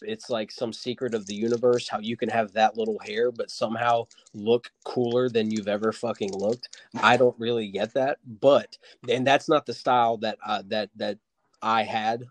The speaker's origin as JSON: {"language": "English", "town": "Wilmington", "region": "North Carolina", "country": "United States", "tie": "born or raised there", "said": "That's where I'm born and raised in Wilmington, North Carolina."}